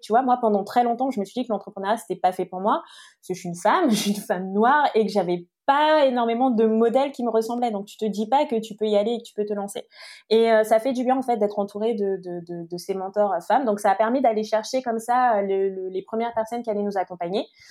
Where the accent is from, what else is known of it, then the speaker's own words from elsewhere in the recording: French Guiana; moved away; j'ai grandi en Guyane